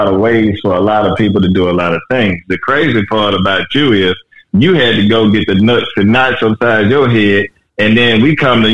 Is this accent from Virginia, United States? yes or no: no; Louisiana, United States; moved away; also born or lived in California; me coming from the South, I'm originally from Louisiana.